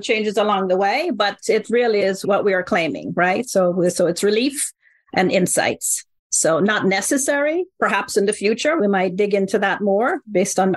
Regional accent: Jamaica; accent: Jamaican; my accent, a Jamaican accent

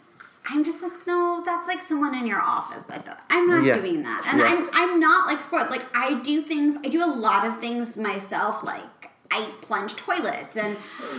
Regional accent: New York City, New York, United States; I grew up in New York City.

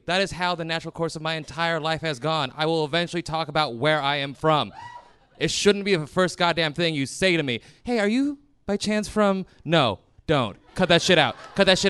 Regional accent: Ohio, United States; I will say I'm from Ohio every single time.

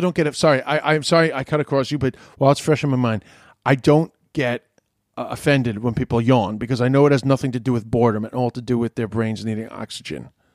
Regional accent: United States; I'm an American

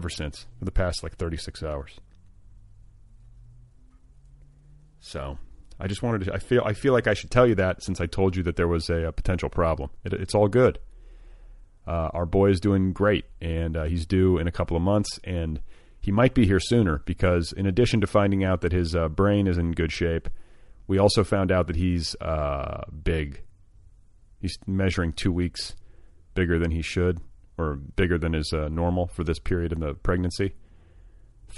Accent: Indiana, United States; moved away; I grew up with David Letterman, and I grew up in Indiana

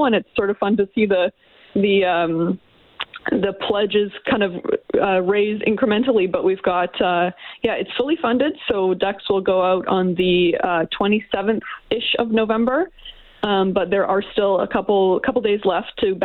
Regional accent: St. Albert, Alberta, Canada; moved away as an adult; also born or lived in Edmonton; now in Oakville, Canada; I was raised in St. Albert

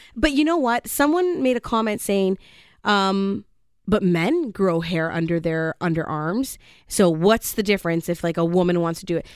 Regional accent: Canada; I'm just Canadian

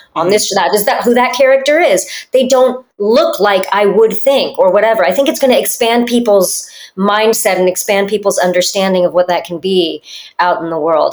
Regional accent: United States; I grew up in America, so I speak Spanish and French

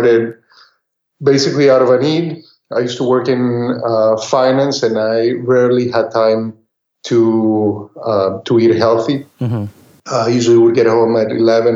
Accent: Costa Rica; moved away; also born or lived in Texas; what I grew up eating, we grew up eating back in Costa Rica

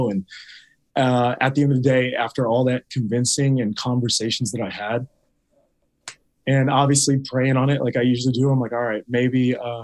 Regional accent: Rancho Cucamonga, California, United States; my friends and my family that I grew up with back in Rancho, back in Inland Empire

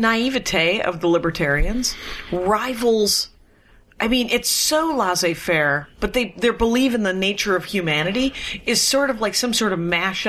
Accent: outside of Milwaukee, Wisconsin, United States; moved away as an adult; also born or lived in Madison, Wisconsin / Minneapolis, Minnesota; the town that I grew up in Wisconsin has a factory, a major factory that employs most of the workers

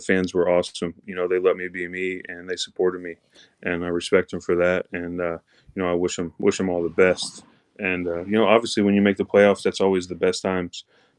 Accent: Indianapolis, Indiana, United States; I grew up in Indianapolis. I'll play for the Red Machine.

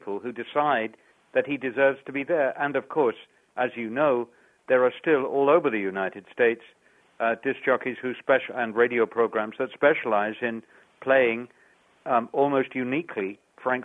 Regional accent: Ireland; I'm from Ireland, and this has been my base for years

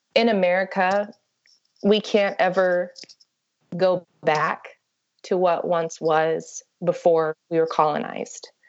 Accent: Ada, Oklahoma, United States; also born or lived in New Mexico; I was born in Ada, Oklahoma. So I grew up in Oklahoma and um, also in New Mexico.

